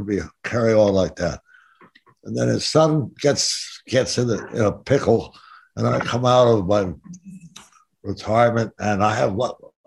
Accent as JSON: {"language": "English", "town": "Stamford", "region": "Connecticut", "country": "United States", "tie": "born or raised there", "also_born_or_lived": "New York / Los Angeles", "moved": "as an adult", "said": "I was born in Stamford, Connecticut. And my folks always had an apartment in New York, so I was constantly going back and forth"}